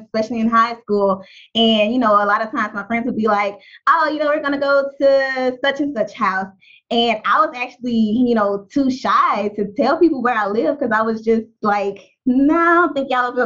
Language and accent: English; Baton Rouge, Louisiana, United States; I grew up in North Baton Rouge, Louisiana